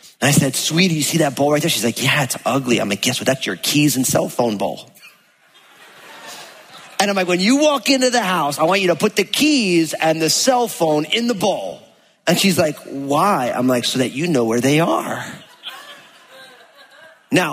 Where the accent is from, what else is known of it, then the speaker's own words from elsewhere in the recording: New Jersey, United States; also born or lived in California; now in Washington, United States; I grew up in New Jersey and I lived in California